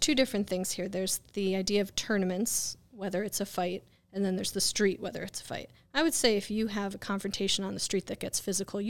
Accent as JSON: {"language": "English", "town": "West Hartford", "region": "Connecticut", "country": "United States", "lives_now": "Groton, United States", "said": "West Hartford and Bloomfield."}